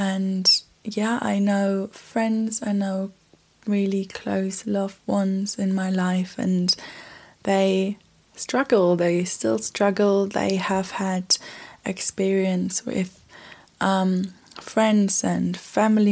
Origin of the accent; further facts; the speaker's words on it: Germany; now in United Kingdom; I'm from Germany and I've been living in Europe